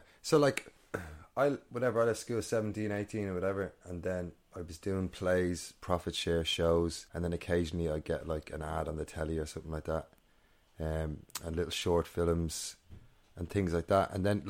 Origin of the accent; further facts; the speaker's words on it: Northern Ireland, United Kingdom; born there; I was born in Northern Ireland, a lot of family up there.